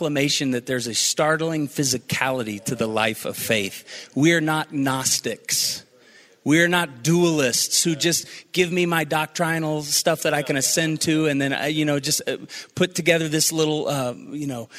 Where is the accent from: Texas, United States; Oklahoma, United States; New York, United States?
Oklahoma, United States; Tulsa; I grew up in Tulsa, Oklahoma, charismatic hub of the universe